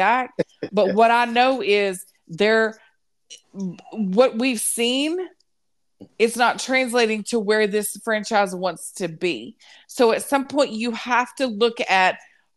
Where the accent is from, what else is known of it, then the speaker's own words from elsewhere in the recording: the South, United States; accent: Southern; me from the South. My accent's gonna be thicker.